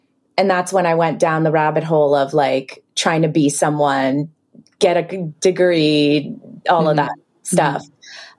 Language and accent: English; Israel; English is a second language; also born or lived in Ukraine; now in Canada; I was born in Ukraine, then raised in Israel, then moved to Canada.